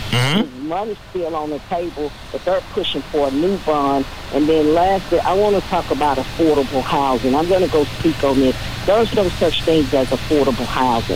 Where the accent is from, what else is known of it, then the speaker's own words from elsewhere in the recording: Dallas, Texas, United States; I'm born and raised in Dallas